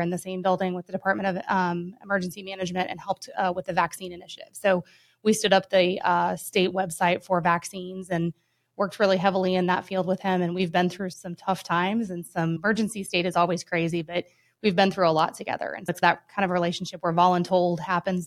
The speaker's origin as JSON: {"language": "English", "town": "Denver", "region": "Colorado", "country": "United States", "tie": "born or raised there", "moved": "yes", "lives_now": "Tallahassee, United States", "said": "I grew up in Denver, Colorado, or just outside of there, a little suburb there."}